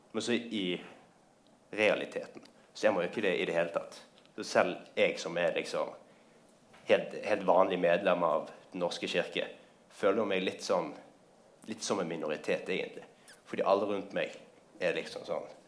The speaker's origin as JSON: {"language": "Norwegian", "town": "Bergen", "region": "Vestland", "country": "Norway", "said": "Jeg kommer fra Bergen."}